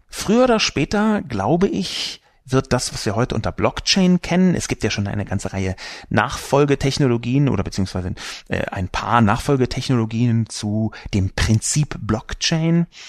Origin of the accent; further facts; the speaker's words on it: Berlin, Germany; Ich bin übrigens auch in Berlin geboren